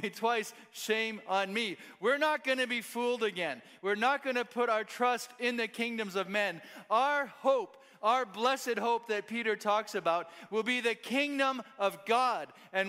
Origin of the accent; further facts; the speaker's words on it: Kenya; born there; I'm a missionary kid. I was born in Kenya, East Africa. My parents were pioneer church planters, and there wasn't a good school option where they lived.